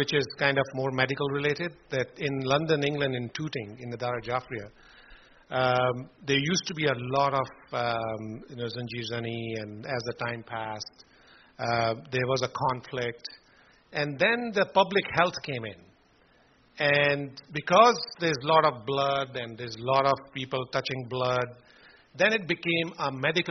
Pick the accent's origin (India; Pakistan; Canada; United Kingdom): Pakistan; Gujrat, Punjab; moved away; we are from Gujarat, Pakistan